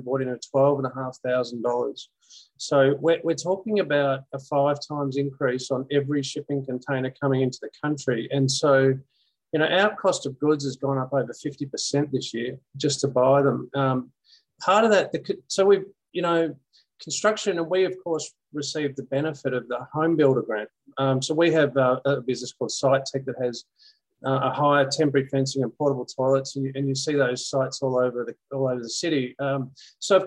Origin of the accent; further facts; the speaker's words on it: Beaumaris, Victoria, Australia; now in Melbourne, Australia; I have moved into the city, but I grew up in Beaumaris.